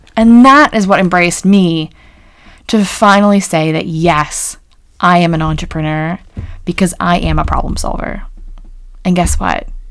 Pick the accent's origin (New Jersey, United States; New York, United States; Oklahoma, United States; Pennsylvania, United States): Pennsylvania, United States; rural; an American who grew up in rural Pennsylvania